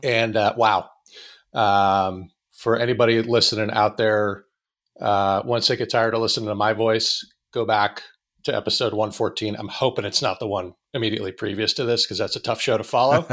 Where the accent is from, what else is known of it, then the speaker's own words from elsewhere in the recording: Erie, Pennsylvania, United States; moved away as an adult; also born or lived in Pittsburgh; I grew up in Erie